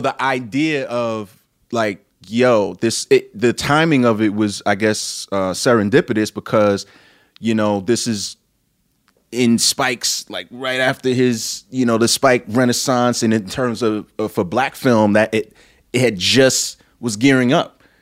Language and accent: English; New York City, New York, United States; I'm from Brooklyn, New York